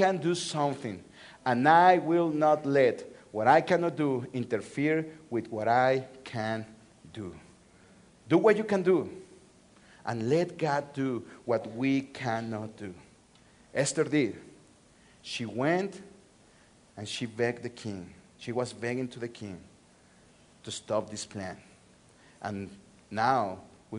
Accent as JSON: {"language": "English", "region": "Mexico City", "country": "Mexico", "tie": "born or raised there", "moved": "yes", "said": "I'm from Mexico City. That's my hometown. I was born and raised in Mexico City."}